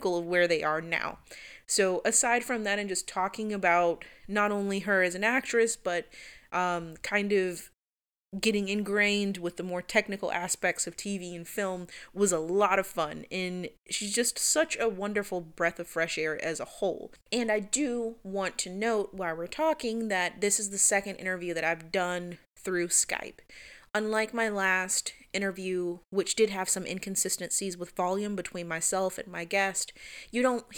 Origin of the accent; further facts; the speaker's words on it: West Palm Beach, Florida, United States; now in Jacksonville, United States; I'm originally from West Palm